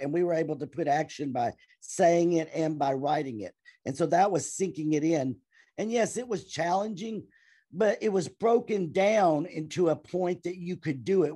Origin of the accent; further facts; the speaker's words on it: Clarksville, Tennessee, United States; I am from Clarksville, Tennessee.